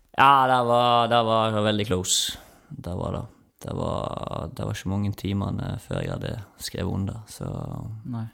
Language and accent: Norwegian; Omvikedal, Vestland, Norway; moved away as an adult; now in Stavanger, Norway; den lokale elva hjemme i Omvikedal